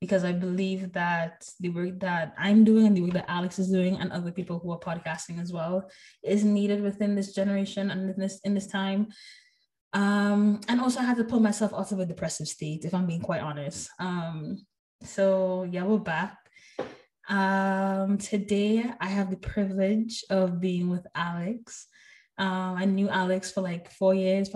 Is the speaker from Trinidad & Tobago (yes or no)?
yes; Trinidad & Tobago; moved away as an adult; now in United States; I was born in Trinidad